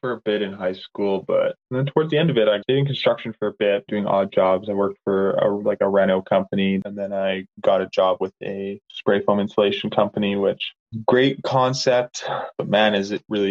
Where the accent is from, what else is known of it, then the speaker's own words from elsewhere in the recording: Canada; moved away; I think growing up in the Peace Country was only half of it.